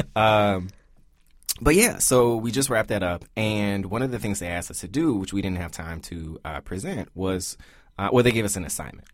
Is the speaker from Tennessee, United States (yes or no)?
yes; Memphis, Tennessee, United States; We're from Memphis, Tennessee.